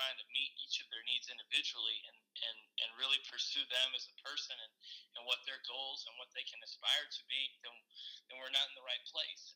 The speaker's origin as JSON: {"language": "English", "town": "Columbus", "region": "Georgia", "country": "United States", "tie": "born or raised there", "said": "We grew up in Columbus, Georgia"}